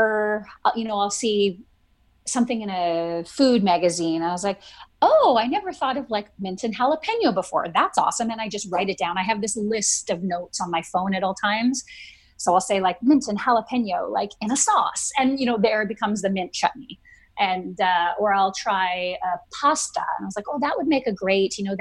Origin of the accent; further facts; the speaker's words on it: Vancouver Island, British Columbia, Canada; I grew up on Vancouver Island